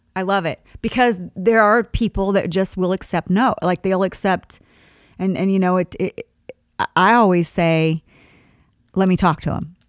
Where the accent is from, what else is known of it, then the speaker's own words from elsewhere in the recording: Sharon, Kansas, United States; moved away; my hometown of Sharon, Kansas, there's a church that's a Christian church that I actually, you know, grew up singing in with my dad